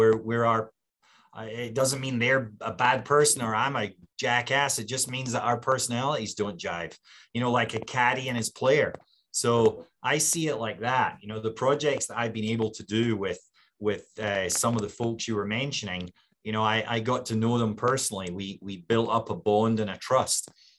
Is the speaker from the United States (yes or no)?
no; Scotland, United Kingdom; And as a Scot, I was willing to accept it.